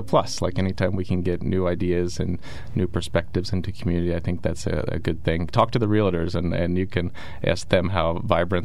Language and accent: English; Milton, United States; also born or lived in Washington, D.C.; I'm a lawyer from Milton. Okay. I went to Milton High School, very proud resident of the Milton community